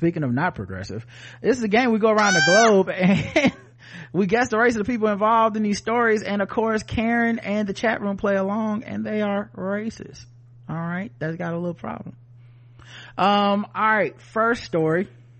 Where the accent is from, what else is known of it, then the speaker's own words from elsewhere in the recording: New Jersey, United States; I'm like, no, I'm from New Jersey, and also I'm a Sikh.